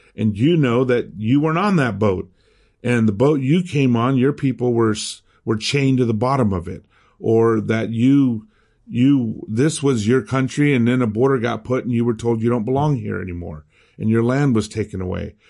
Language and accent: English; United States; accent: American; first language Spanish; English is a second language; also born or lived in Miami; my American accent when I speak Spanish